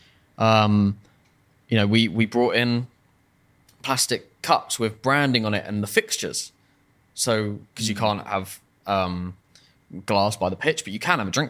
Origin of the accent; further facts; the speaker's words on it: Farnham, South East England, United Kingdom; Because that it's my hometown, is to make... And the hometown is like a rugby town.